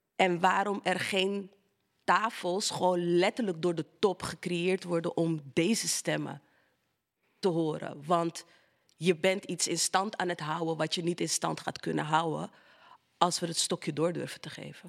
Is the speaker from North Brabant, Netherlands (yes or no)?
no; Amsterdam, North Holland, Netherlands; de Belmer, Amsterdam Zuidoost. Daar ben ik opgegroeid